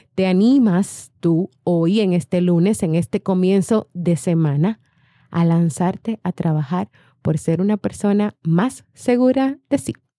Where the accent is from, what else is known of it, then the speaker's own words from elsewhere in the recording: Colombia; moved away as an adult; now in Miami, United States; soy colombiana, pero vivo en Miami hace casi 15 años